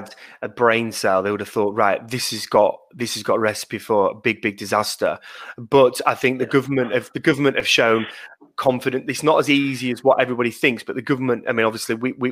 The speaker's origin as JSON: {"language": "English", "town": "Leeds", "region": "Yorkshire and the Humber", "country": "United Kingdom", "also_born_or_lived": "London", "said": "I'm from Leeds, actually, West Yorkshire. I'm a Yorkshire lad."}